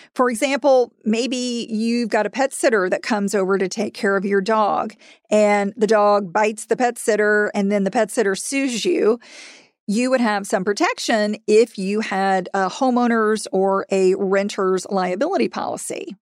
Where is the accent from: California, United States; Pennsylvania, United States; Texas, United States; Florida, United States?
Florida, United States; in Florida, which is my home state